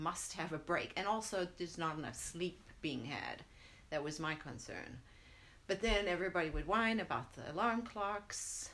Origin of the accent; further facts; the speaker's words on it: South Africa; now in United States; growing up in South Africa